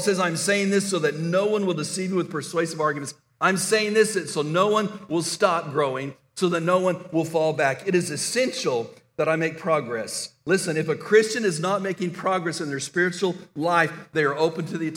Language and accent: English; El Paso, Texas, United States; When I was a teenager growing up in El Paso, Texas